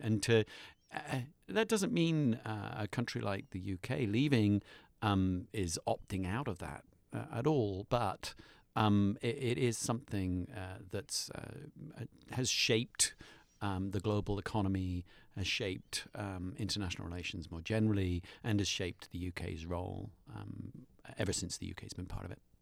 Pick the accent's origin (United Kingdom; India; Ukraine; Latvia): United Kingdom; moved away; I'm a British citizen expat